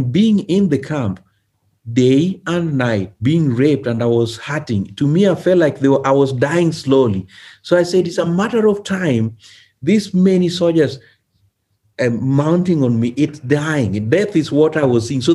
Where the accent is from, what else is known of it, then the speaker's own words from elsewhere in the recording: Kenya; moved away; I was from Kenya